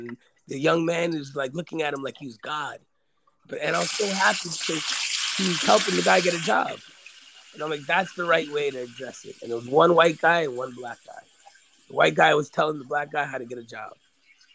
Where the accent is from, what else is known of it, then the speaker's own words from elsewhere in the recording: New York City, New York, United States; I'm from Queens.